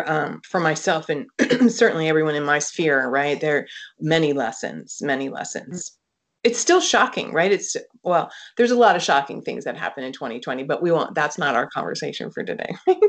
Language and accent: English; East Coast, United States; I live now on the West Coast. So this is, I'm from the East Coast.